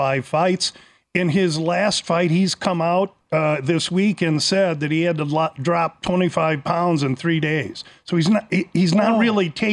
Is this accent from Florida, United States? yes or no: no; Omaha, Nebraska, United States; I'm from Omaha.